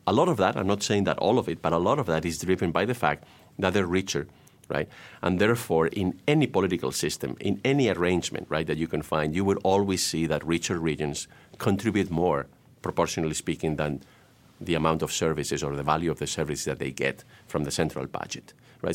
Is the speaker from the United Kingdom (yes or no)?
no; Spain; I was born in Spain, but outside of Catalonia, although my father was from Catalonia